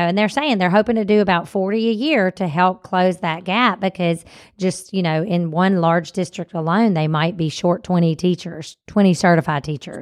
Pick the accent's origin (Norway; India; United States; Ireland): United States; Mississippi; we're from Mississippi